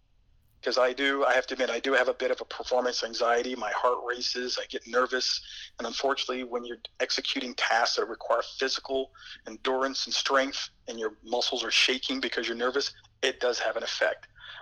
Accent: East Coast, United States; I am from the East Coast, and obviously these tryouts are held out west with altitudes that are well exceeding 10,000 feet.

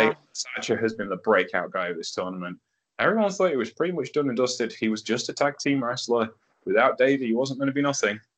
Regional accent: United Kingdom

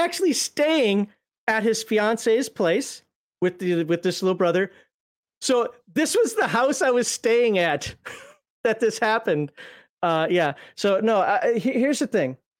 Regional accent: Minnesota, United States; I'm from Minnesota

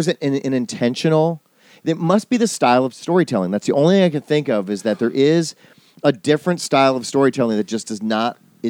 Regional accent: Racine, Wisconsin, United States; also born or lived in Illinois / Milwaukee, Wisconsin; partly I grew up in Illinois, and then when I was 8, I moved to Wisconsin.

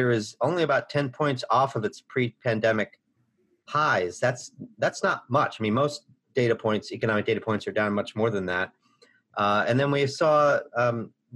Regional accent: United States; I grew up near Missouri, show me state

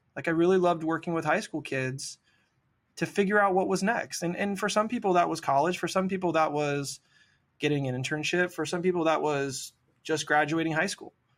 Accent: Sacramento, California, United States; I grew up here in Sacramento on American River Drive

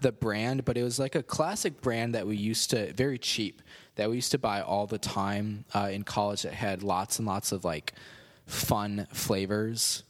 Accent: Cherry Valley, United States; a Methodist church in Cherry Valley, my hometown

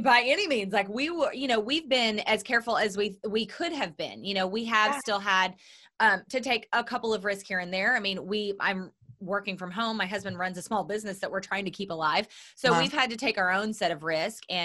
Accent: Oklahoma, United States; moved away; I'm from Oklahoma

